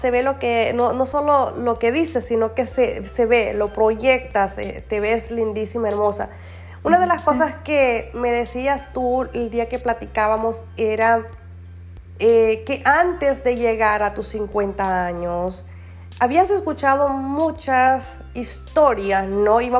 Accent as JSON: {"language": "Spanish", "country": "Nicaragua", "moved": "yes", "lives_now": "California, United States", "said": "soy de Nicaragua y vivo en Brengo, California."}